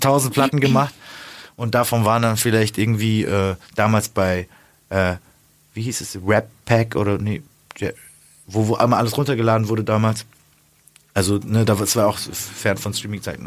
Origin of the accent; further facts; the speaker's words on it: the South, Southern Germany, Germany; moved away; Süden, also da wo ich herkomme, ist ja auch äh, katholisch.